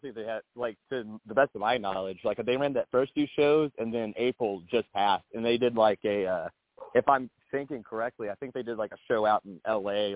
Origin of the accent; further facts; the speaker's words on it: the South, United States; I'm Southern. I was brought up in Southern culture